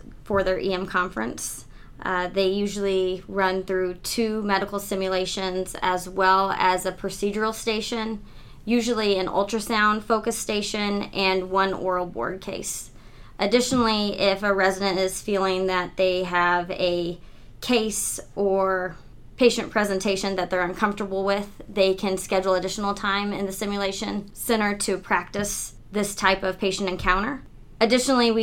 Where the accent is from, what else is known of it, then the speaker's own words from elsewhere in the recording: Southern Illinois, United States; moved away as an adult; also born or lived in Bradenton, Florida; now in Michigan, United States; I was born in Southern Illinois and grew up there